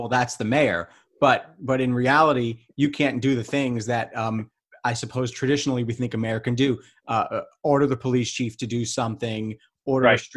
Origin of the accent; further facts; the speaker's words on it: New York, United States; I grew up watching in New York